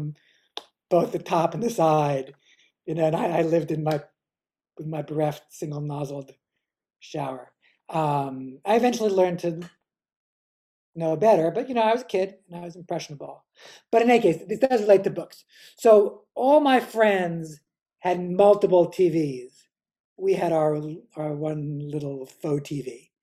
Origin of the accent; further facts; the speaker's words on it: New York City, New York, United States; also born or lived in Cambridge, Massachusetts / Berkeley, California; I grew up on the Upper West Side, on the old Upper West Side